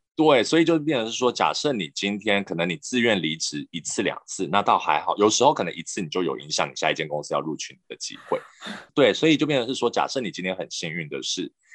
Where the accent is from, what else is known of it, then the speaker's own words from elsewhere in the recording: Taiwan; moved away; also born or lived in Japan; 身为台湾人长大，台湾人思维